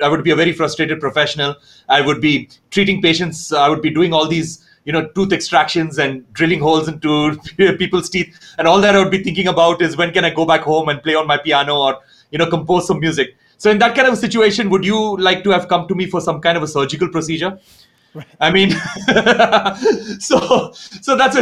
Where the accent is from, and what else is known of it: India; born or raised there; also born or lived in Roanoke Rapids, North Carolina, United States